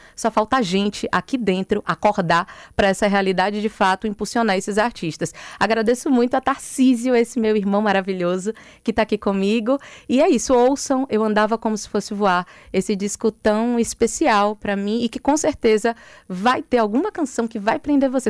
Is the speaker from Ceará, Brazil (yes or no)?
no; Bahia, Brazil; aqui na minha terra